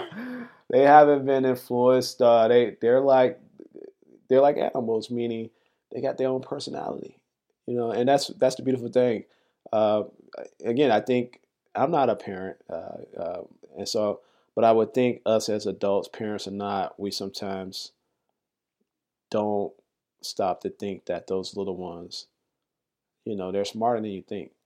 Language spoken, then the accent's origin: English; Chicago, Illinois, United States; moved away as an adult; also born or lived in New York; I come from Chicago, just, just as big as the city as New York, and I, I, I love my city